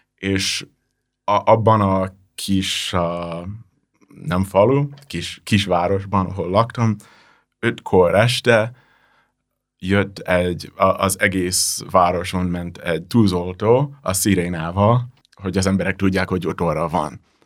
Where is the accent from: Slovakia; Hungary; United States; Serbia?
United States; New Jersey; Hungarian is a second language; moved away; én New Jersey-ben nőttem fel